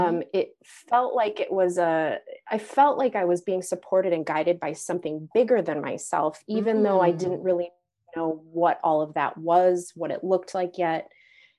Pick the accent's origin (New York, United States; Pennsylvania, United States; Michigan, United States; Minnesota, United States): Minnesota, United States; suburbs of St. Paul, Minneapolis area; also born or lived in Zuni, New Mexico; I'm in Minnesota, and I grew up in the suburbs of our metropolitan area, St. Paul, Minneapolis area